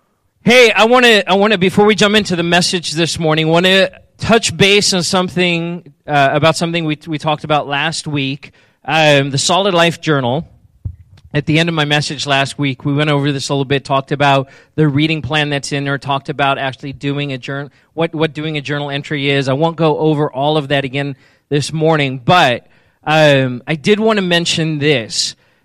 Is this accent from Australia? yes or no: no; South Africa; I've mentioned I'm originally from South Africa, and so I used to say strawberry, but I've since lost the accent a little bit.